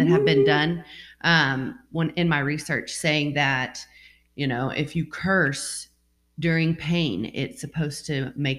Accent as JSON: {"language": "English", "country": "United States", "tie": "born or raised there", "said": "I grew up here in America"}